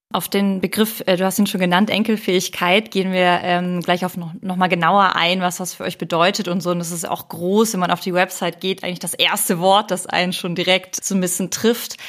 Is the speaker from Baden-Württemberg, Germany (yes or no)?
yes; Ulm, Baden-Württemberg, Germany; ich komme ja aus Ulm und am Wochenende sehe ich meine Familie